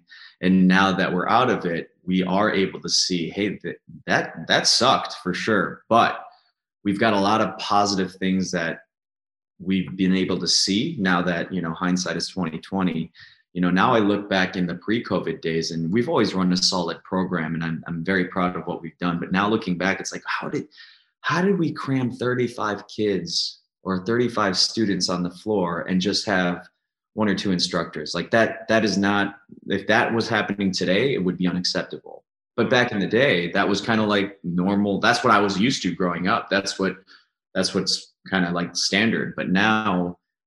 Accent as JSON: {"language": "English", "town": "Woodbury", "region": "Minnesota", "country": "United States", "tie": "born or raised there", "moved": "yes", "lives_now": "Waunakee, United States", "said": "I grew up in Woodbury, Minnesota, which is a suburb of St. Paul"}